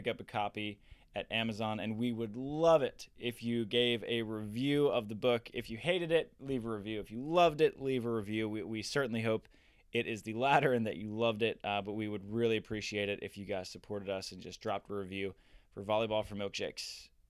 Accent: Maryland, United States; moved away; also born or lived in Florida / California; I lived in Florida for a while, and then I grew up in Maryland. I saw the East Coast beaches

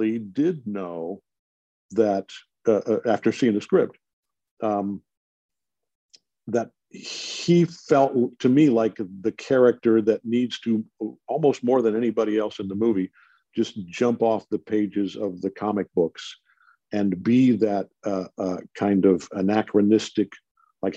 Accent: Detroit, Michigan, United States; my hometown Detroit Tigers

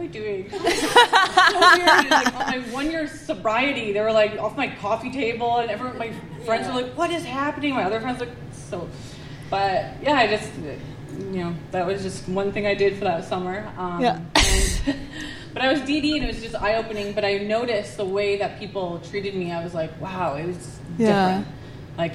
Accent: Edmonton, Alberta, Canada; I grew up in Edmonton

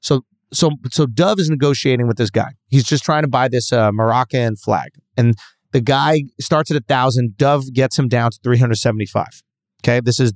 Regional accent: United States; It's expected from Americans because we tip

